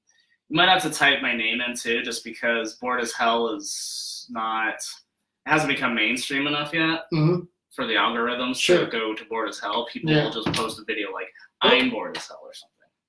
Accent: Rock Springs, Wyoming, United States; moved away as an adult; now in Denver, United States; I grew up in Wyoming, actually.

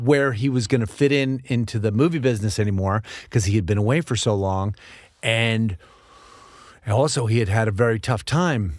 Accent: New York, United States; moved away; I grew up in New York

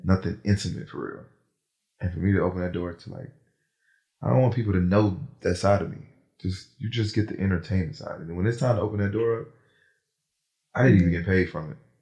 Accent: New Jersey, United States; now in Atlanta, United States; Born in Jersey

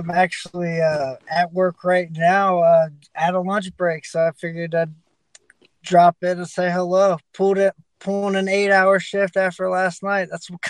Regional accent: Dayton, Ohio, United States; born or raised there

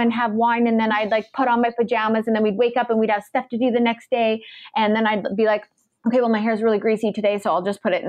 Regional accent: Canada; now in United States; me being a Canadian and starting a business in the States

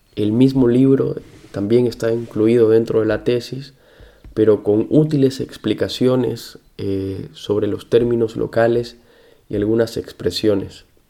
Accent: Santa Cruz de la Sierra, Santa Cruz, Bolivia; accent: Camba; el lugar en el que yo nací, Santa Cruz de la Sierra. Y como yo soy Camba

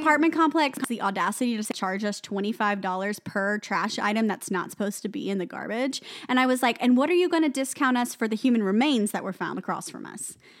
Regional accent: the South, United States; I'm from the South

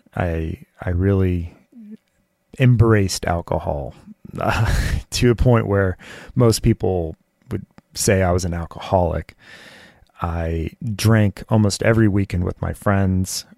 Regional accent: Southern California, United States; I grew up in Southern California

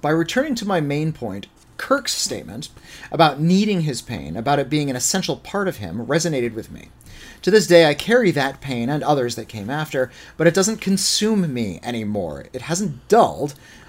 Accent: Bolivia; I grew up in Bolivia under alternating fascist and communist regimes with interregnums that sometimes devolved into pure anarchy.

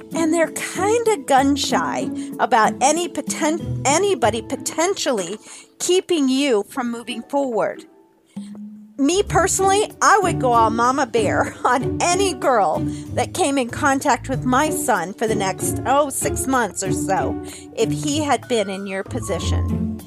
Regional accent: Ohio, United States; my home state of Ohio

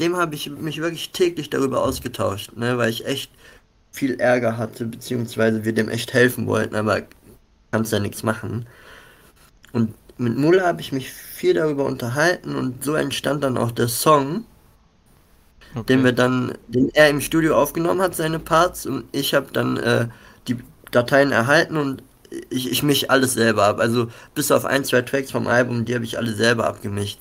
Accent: Mönchengladbach, North Rhine-Westphalia, Germany; ich selber komme aus Mönchengladbach, habe hier auch mit einigen Leuten gestartet

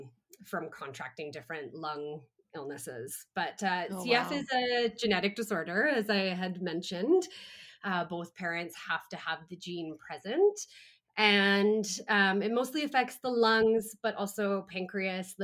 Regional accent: Calgary, Alberta, Canada; I was born and raised in Calgary in Canada

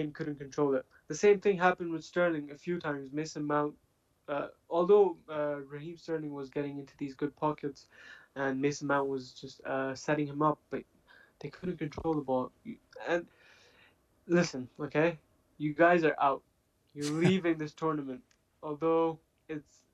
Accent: Pakistan; I'm not from England. I'm from Pakistan

